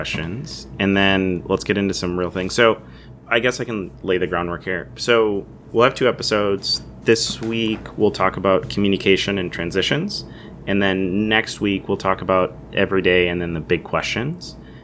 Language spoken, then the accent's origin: English; Columbus, Ohio, United States; I'm from Columbus